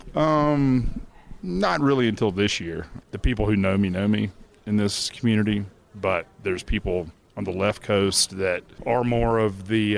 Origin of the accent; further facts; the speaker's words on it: Atlanta, Georgia, United States; my hometown